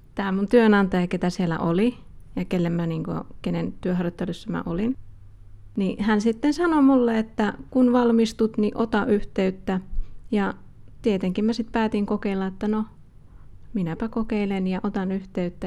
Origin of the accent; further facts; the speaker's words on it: Helsinki, Uusimaa, Finland; now in Kajaani, Finland; mä oon alun perin Helsingistä kotoisin ja mä muutin sitten myöhemmin Kajaaniin